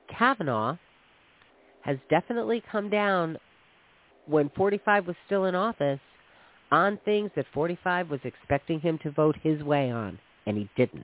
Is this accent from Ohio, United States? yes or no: no; New York, United States; I grew up in New York